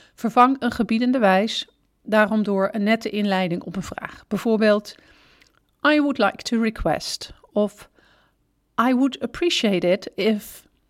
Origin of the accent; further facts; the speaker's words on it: Netherlands; wij Nederlanders